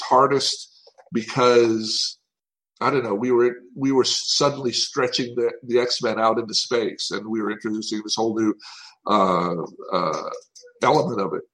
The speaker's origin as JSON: {"language": "English", "region": "Tennessee", "country": "United States", "said": "I'm from Tennessee"}